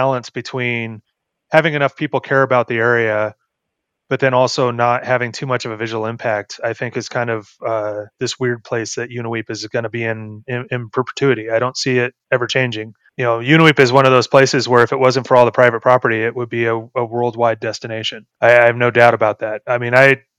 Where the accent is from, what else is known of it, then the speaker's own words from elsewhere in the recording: Los Angeles, California, United States; moved away; I'm from Los Angeles originally, and I moved here in 2005